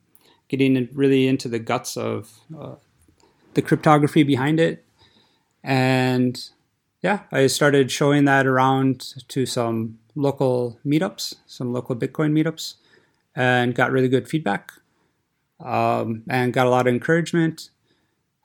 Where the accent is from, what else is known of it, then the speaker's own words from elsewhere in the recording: United States; moved away as an adult; now in Zurich, Switzerland; I'm originally from America, and what brought me to Switzerland was to be a group leader at the university here at ATH Zurich.